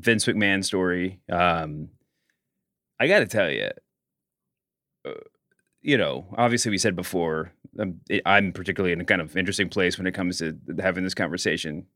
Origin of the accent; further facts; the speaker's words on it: Louisville, Kentucky, United States; I'm also from Louisville, Kentucky